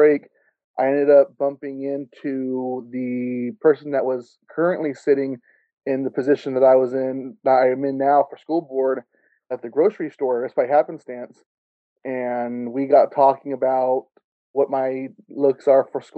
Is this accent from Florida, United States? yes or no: no; Gustine, California, United States; my hometown here in Gustine